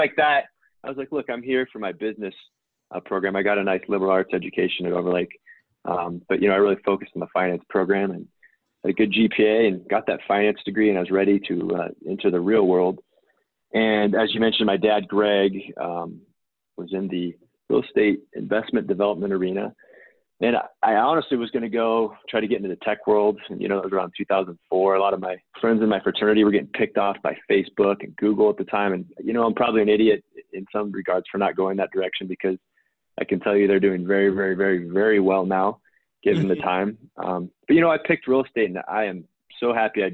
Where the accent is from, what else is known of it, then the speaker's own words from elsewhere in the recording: outside of Seattle, Washington, United States; I grew up outside of Seattle, Washington